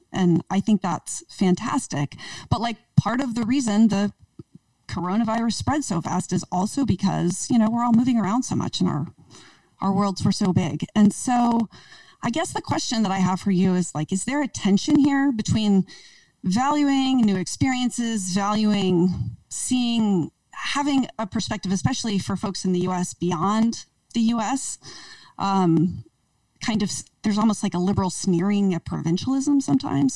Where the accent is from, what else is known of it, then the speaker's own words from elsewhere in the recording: East Coast, United States; now in Portland, United States; I grew up in the East Coast